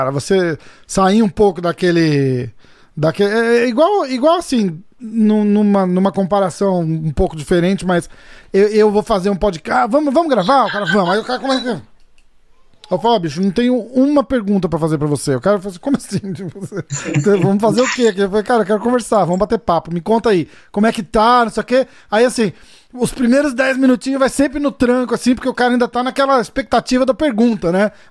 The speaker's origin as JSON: {"language": "Portuguese", "region": "São Paulo", "country": "Brazil", "moved": "yes", "said": "sou de São Paulo, cara. E eu tô é fora."}